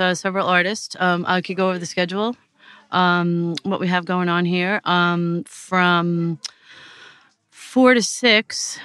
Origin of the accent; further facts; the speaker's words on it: United States; moved away as an adult; also born or lived in Clonagowan, Ireland; now in Portarlington, Ireland; I'm from the States originally, and uh, with um, Irish parents